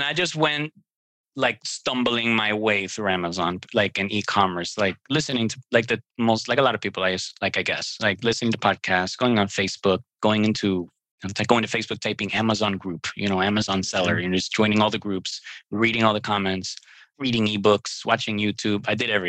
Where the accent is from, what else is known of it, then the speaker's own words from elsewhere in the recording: New York City, New York, United States; born there; now in Miami, United States; I live in Miami, Florida. I was born in New York City, Brooklyn. I'm Cuban, soy cubano.